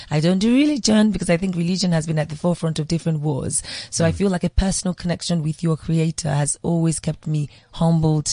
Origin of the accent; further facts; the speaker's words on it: Nigeria; Being born, growing up in Nigeria